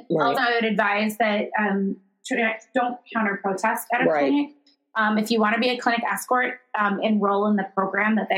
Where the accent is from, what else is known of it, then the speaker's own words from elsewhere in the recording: Illinois, United States; my home state of Illinois